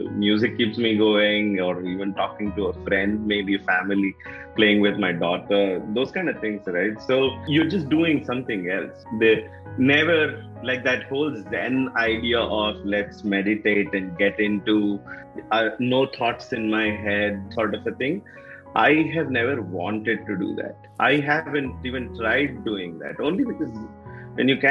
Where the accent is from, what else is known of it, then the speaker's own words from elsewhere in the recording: North Karnataka, India; accent: North Karnataka dialect; also born or lived in Mysore, Karnataka / Bijapur / Bagalkot; near Bijapur and Bagalkot, and those have been the areas where I have lived. Actually, 17 years. More in North Karnataka than in South Karnataka. But of course, at home, I'm from Mysore